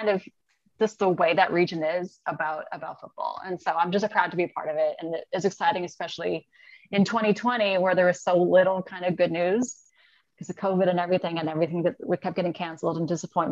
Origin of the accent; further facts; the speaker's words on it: Western New York, United States; now in Downstate New York, United States; I'm from Western New York